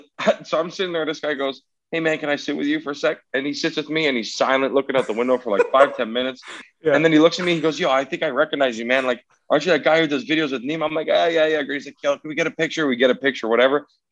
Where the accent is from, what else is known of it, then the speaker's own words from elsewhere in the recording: Casino, New South Wales, Australia; I'm like, oh, I'm from Casino.